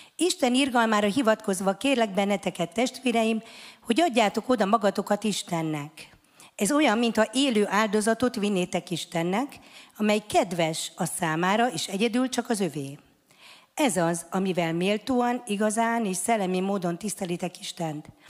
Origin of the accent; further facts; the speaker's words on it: Hungary; Mi büszke magyarok vagyunk